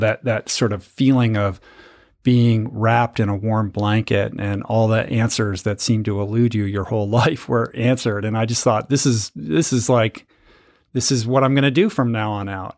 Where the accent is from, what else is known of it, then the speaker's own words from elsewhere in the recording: Washington, District of Columbia, United States; I grew up in Washington, D C, in the suburbs of Washington.